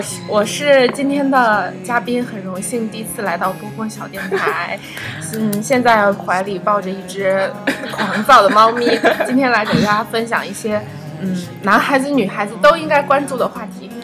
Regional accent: northern China, China; now in Wuhan, China; 我是一个北方人

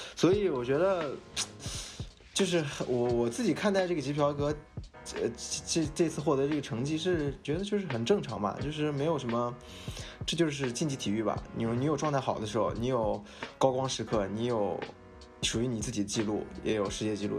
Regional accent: Shihezi, Xinjiang, China; now in Shanghai, China; 我是对。来自新疆生产介质的兵团，有着戈壁明珠之称的石盒子师

